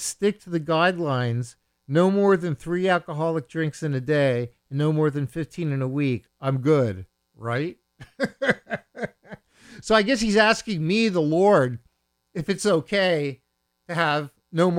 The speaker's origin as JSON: {"language": "English", "town": "Bethlehem", "region": "Pennsylvania", "country": "United States", "tie": "born or raised there", "said": "I grew up in the Allentown area. I grew up in Bethlehem"}